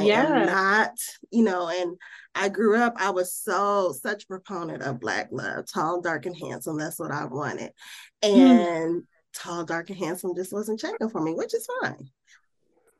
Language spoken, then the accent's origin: English; Midwest, United States; now in Birmingham, United States; I grew up in the Midwest.